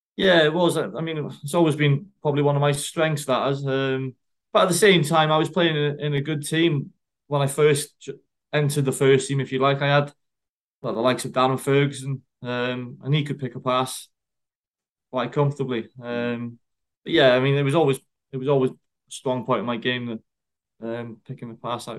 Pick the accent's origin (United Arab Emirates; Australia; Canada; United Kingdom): United Kingdom; Wrexham, Wales; my country, my hometown